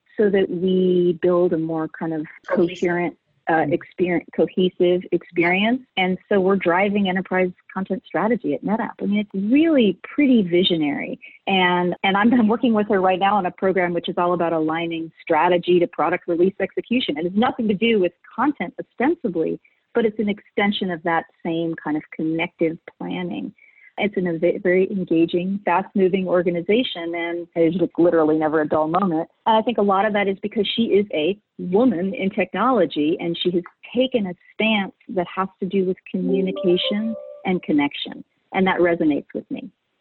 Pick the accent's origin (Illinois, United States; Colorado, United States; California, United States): California, United States; Northern; I grew up in Northern California, and I love Northern California, and I still live in Northern California